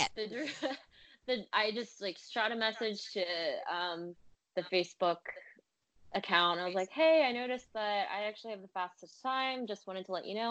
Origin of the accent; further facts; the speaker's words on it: Philadelphia, Pennsylvania, United States; moved away as an adult; also born or lived in China; now in New York City, United States; I grew up in Philly.